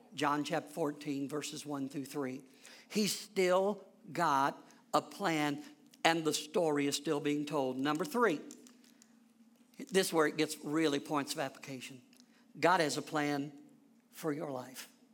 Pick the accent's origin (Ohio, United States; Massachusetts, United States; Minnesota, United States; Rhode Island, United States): Ohio, United States; Lebanon; I'm from Lebanon, Ohio